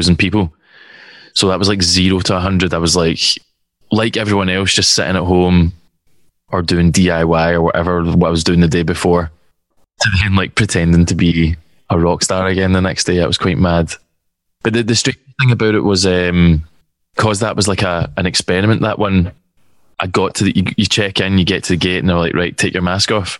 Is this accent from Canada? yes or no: no; Scotland, United Kingdom; accent: Scottish